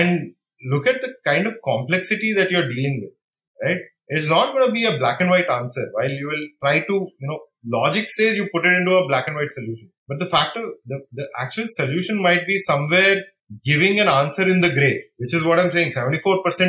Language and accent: English; India